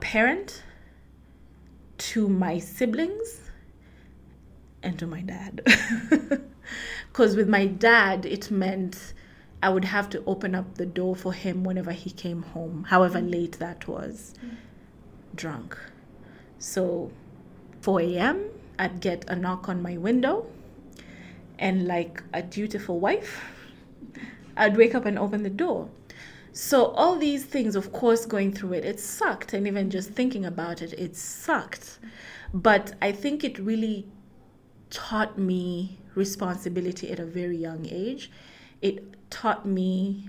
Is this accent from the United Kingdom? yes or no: no; Rift Valley, Kenya; now in Nairobi, Kenya; I grew up in Rift Valley, Kenya, live in Nairobi